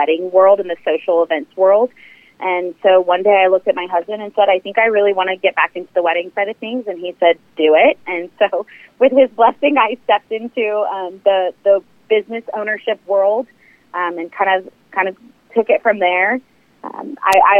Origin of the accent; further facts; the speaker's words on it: Kansas City, Missouri, United States; I'm from Kansas City, grew up here, went to school here